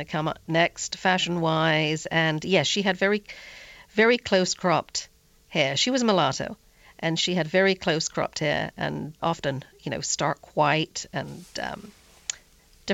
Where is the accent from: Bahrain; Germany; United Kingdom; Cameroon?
United Kingdom; the North, the north of England; I'm from the North too